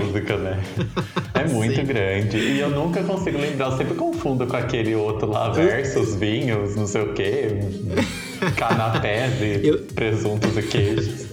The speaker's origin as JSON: {"language": "Portuguese", "town": "Descalvado", "region": "São Paulo", "country": "Brazil", "tie": "born or raised there", "moved": "yes", "said": "lá na minha cidade, na, sauda, na saudosa Descalvado"}